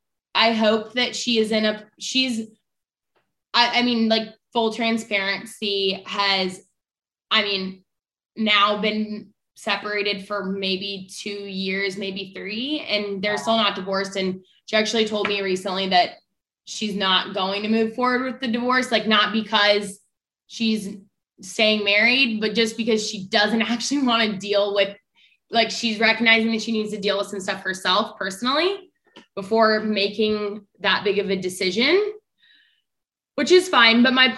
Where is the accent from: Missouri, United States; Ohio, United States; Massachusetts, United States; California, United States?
Missouri, United States; Kansas City; Kansas City.